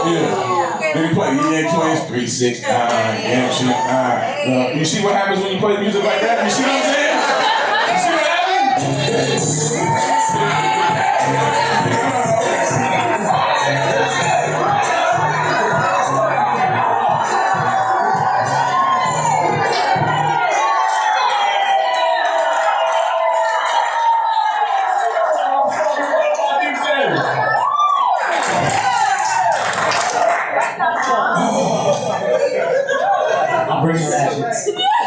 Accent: Portland, Oregon, United States; I grew up here. I was born here. I was raised in North Portland.

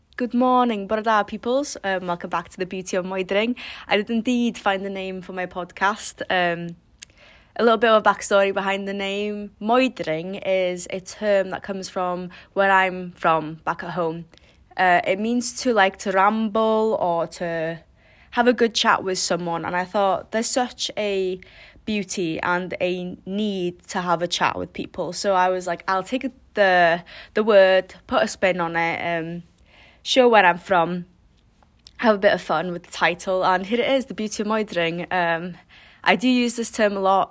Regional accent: Wales, United Kingdom

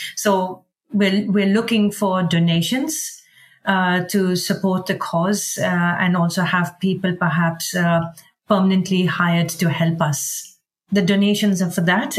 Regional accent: India; now in Sweden; I'm Indian and I love India

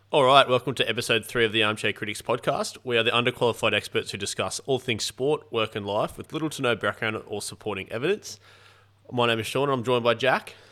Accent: Australia; an Australian and cricket fan

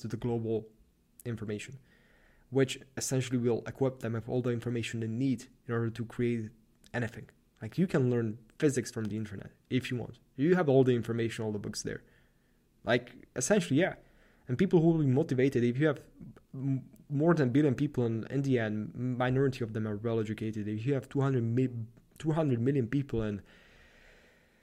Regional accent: Slovakia; moved away as an adult; now in Vienna, Austria; I'm from Slovakia

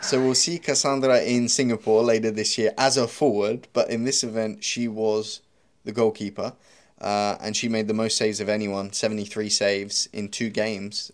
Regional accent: United Kingdom; You could be British like me

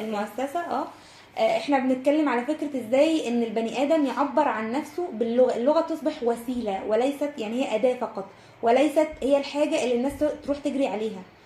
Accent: Egypt; اللي عندنا كمصريين وكعرب

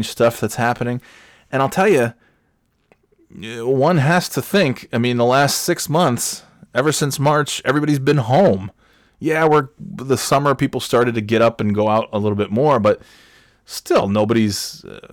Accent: New York, United States; moved away as an adult; also born or lived in Florida / North Carolina; now in New Hampshire, United States; After 30 years of being a New York resident from birth until age 30

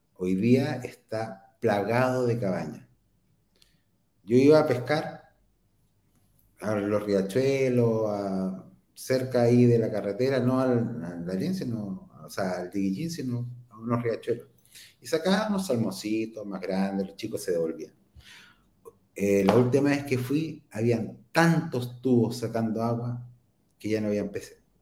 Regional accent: Concepción, Biobío, Chile; nosotros somos de Concepción

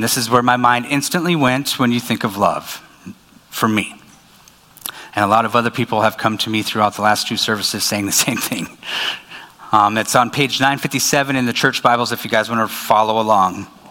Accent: Minot, North Dakota, United States; moved away as an adult; also born or lived in Dickinson; now in Fargo, United States; I was born in Minot

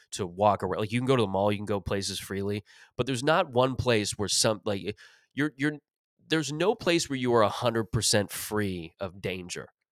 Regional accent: Mississauga, Ontario, Canada; growing up in Mississauga

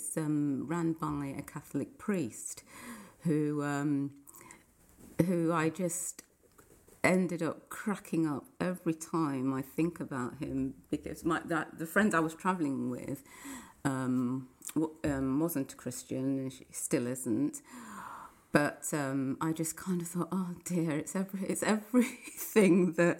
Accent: Nottingham, East Midlands, United Kingdom; now in London, United Kingdom; I'm originally from Nottingham, born and bred there. I grew up in a Christian family, brethren family in the brethren church

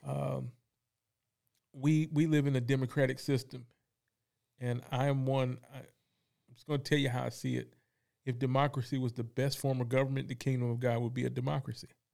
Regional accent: Fayetteville, North Carolina, United States; also born or lived in Kansas; I grew up in Fayetteville, North Carolina

